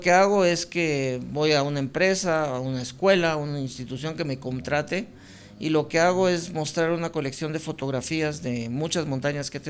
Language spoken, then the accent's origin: Spanish; Guatemala City, Guatemala Department, Guatemala; yo nací en el Hospital Roosevelt, aquí en la ciudad